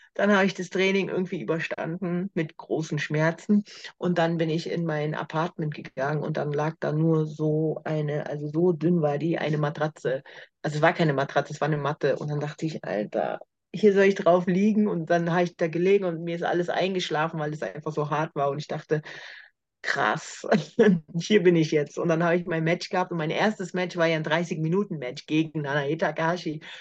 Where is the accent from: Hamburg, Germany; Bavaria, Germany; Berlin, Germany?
Berlin, Germany; in Berlin, in meiner Heimatstadt